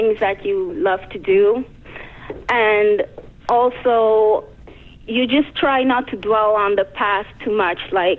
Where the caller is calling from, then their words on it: Amsterdam, North Holland, Netherlands; I'm calling from Amsterdam.